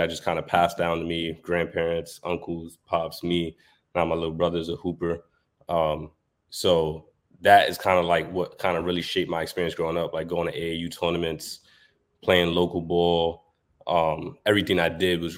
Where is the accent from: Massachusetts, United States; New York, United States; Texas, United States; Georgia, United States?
New York, United States; New York City; I'm born and raised in New York. I grew up in Brooklyn and Harlem.